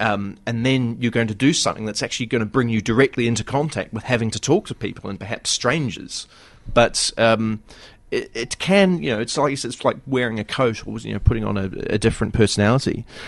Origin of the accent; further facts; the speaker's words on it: New Zealand; It's bipolarbear.co.nz. It's because I come from New Zealand, and just in case you didn't know.